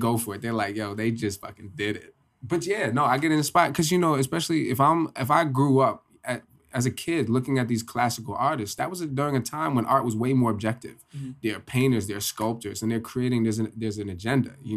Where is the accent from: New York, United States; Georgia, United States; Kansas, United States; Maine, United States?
New York, United States; Poughkeepsie; I'm from Poughkeepsie